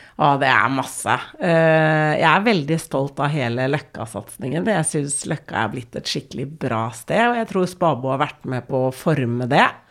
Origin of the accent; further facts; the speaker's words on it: Oslo, Norway; vi er fra Oslo vest. Ja. Eh, men vi er jo vokst opp med en mor som er fra Israel